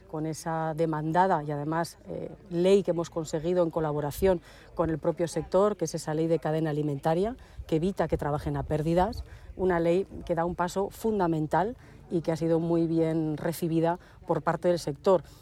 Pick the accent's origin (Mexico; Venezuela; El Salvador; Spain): Spain; La Almunia de Doña Godina, Aragon; born or raised there